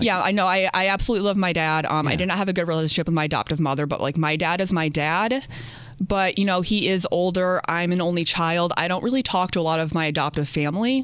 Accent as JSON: {"language": "English", "region": "upstate New York", "country": "United States", "tie": "born or raised there", "also_born_or_lived": "New Orleans, Louisiana", "said": "was adopted out and was raised in upstate New York in a really small town that no one's ever heard"}